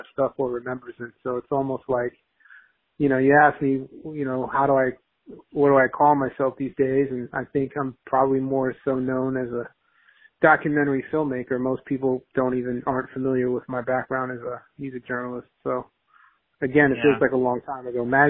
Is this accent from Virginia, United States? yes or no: no; New York City, New York, United States; I grew up in Queens with a single mom from Haiti, in the hood